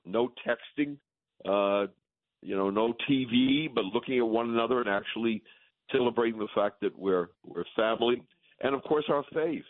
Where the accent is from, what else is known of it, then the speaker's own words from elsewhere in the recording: New England, United States; I'm from New England